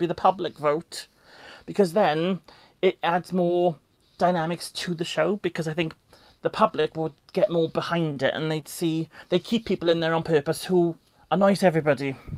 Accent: South Wales, United Kingdom; I'm from South Wales

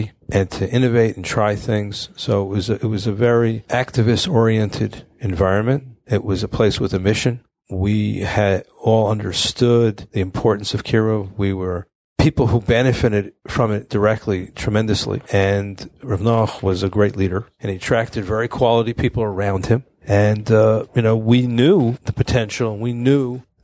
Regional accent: Fair Lawn, New Jersey, United States; moved away as an adult; I'm from Fairlawn, New Jersey

